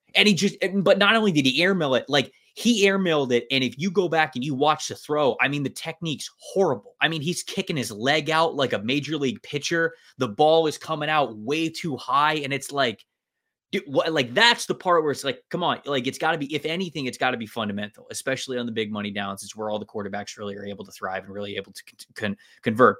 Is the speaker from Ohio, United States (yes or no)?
no; Tampa, Florida, United States; I, I grew up in Tampa